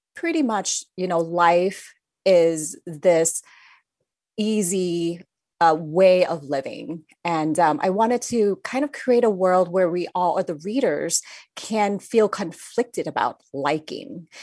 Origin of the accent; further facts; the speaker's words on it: Thailand; moved away; I grew up in Thailand